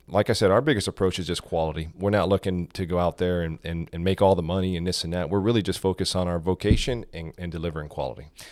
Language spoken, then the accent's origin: English; South Florida, United States; moved away as an adult; now in Georgia, United States; I was, uh, born and raised in South Florida